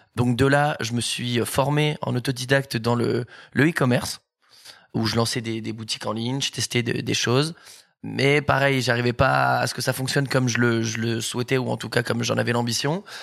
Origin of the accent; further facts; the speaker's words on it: Bordeaux, Nouvelle-Aquitaine, France; moved away as an adult; now in Paris, France; je suis originaire de, Bordeaux déjà. Je suis arrivé sur Paris il y a deux ans maintenant